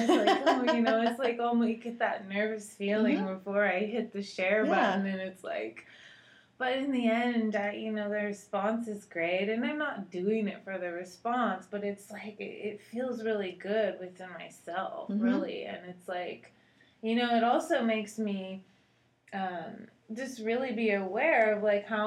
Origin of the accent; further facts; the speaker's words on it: Seattle, Washington, United States; moved away as an adult; also born or lived in Costa Rica; now in Texas, United States; I'm from Seattle originally